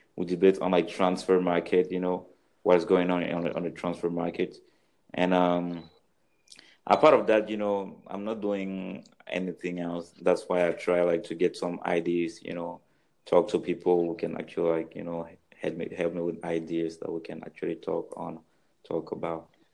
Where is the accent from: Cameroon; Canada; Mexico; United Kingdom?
Cameroon; moved away; also born or lived in France; I'm from Cameroon